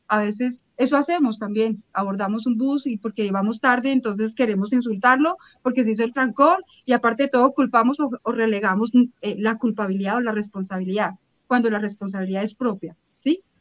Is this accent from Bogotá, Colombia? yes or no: yes; Bogotá, Colombia; soy colombiana, yo puedo ser muy bogotana, pero soy colombiana